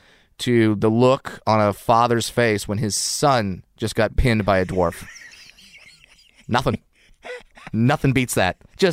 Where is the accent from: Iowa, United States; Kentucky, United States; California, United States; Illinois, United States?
California, United States; Orange County.